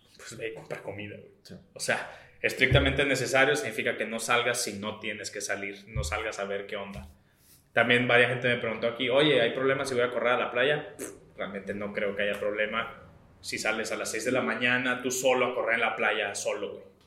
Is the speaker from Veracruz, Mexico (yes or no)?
no; Baja California, Mexico; nosotros somos de Baja California